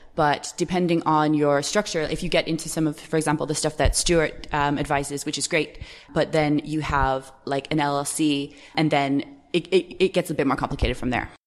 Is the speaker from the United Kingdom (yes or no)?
no; Canada; moved away as an adult; also born or lived in United States; now in Ireland; I'm actually Canadian, so I don't pay any taxes in Canada because I haven't lived in Canada for years